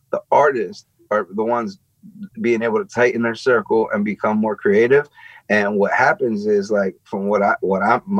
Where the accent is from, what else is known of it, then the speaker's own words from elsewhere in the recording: Philadelphia, Pennsylvania, United States; I'm born and raised in Philly, right? But I live like an hour outside of Philly